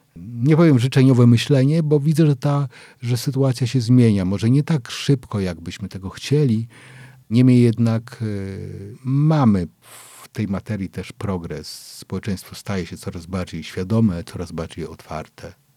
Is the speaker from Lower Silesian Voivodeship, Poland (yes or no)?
yes; Wrocław, Lower Silesian Voivodeship, Poland; jestem mm, z Wrocławia, bo ja we Wrocławiu się urodziłem